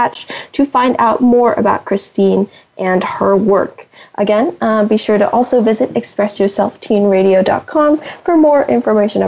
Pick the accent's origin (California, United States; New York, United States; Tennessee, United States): California, United States; San Francisco Bay Area; I'm from the San Francisco Bay Area, and there are a lot of great art museums here